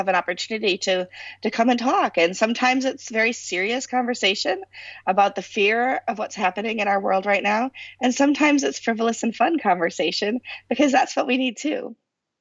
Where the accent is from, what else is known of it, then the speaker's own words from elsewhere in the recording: United States; I'm American